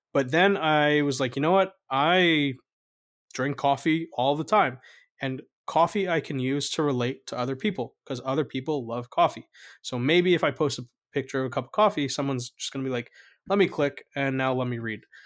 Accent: North New Jersey, United States; I grew up in North New Jersey

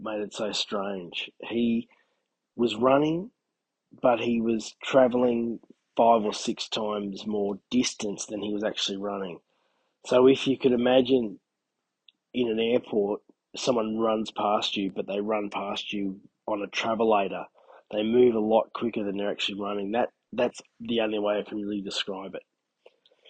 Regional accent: Albury-Wodonga, New South Wales, Australia; my hometown, or within 10Ks of my hometown

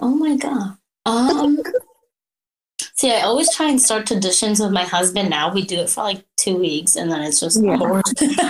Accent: Philippines; moved away; And, you know, growing up in the Philippines, it was so different from like, I would go home and I was raised like Filipino style

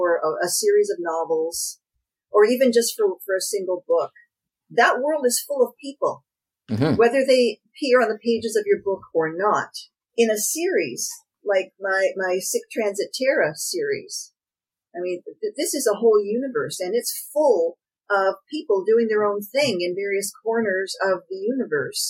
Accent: Canada; I'm Canadian

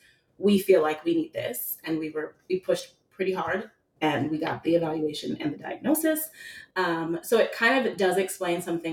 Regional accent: New York City, New York, United States; My partner Maxwell and I have a 2.5-year-old named Miko. And we are all born and raised in New York City.

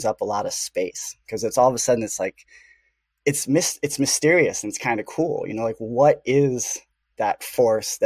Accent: Chicago, Illinois, United States; I grew up in the Midwest, in the heart of the empire, Chicago.

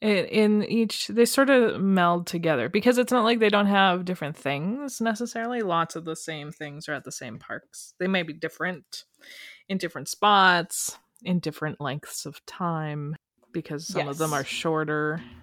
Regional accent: Calgary, Alberta, Canada; Sorry, I'm from Calgary.

